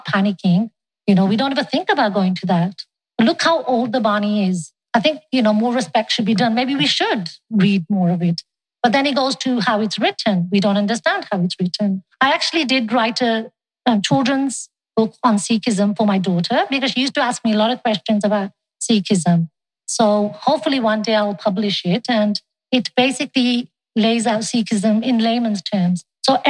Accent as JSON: {"language": "English", "region": "England", "country": "United Kingdom", "tie": "born or raised there", "moved": "yes", "lives_now": "Canada", "said": "I was born in England. I got married in Canada"}